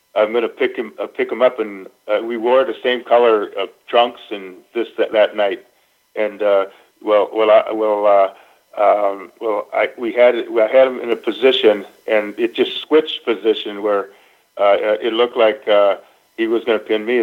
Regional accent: Minnesota, United States; moved away; I grew up in Minnesota.

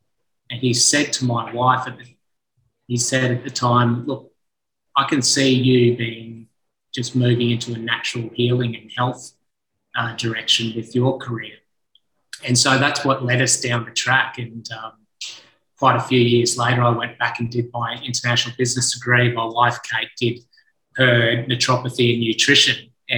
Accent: Sunshine Coast, Queensland, Australia; I grew up on the Sunshine Coast of Queensland, on the east coast of Australia, led a charming childhood, really. We had grew up on 20 acres of land. We had a little hobby farm

